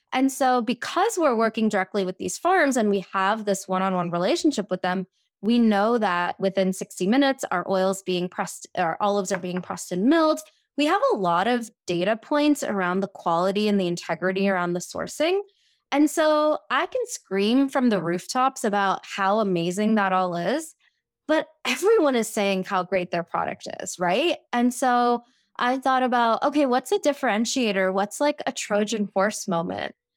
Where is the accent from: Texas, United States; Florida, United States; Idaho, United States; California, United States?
Texas, United States; Houston; moved away as an adult; also born or lived in India / New York City; I grew up in Houston, Texas, I moved to New York City for undergrad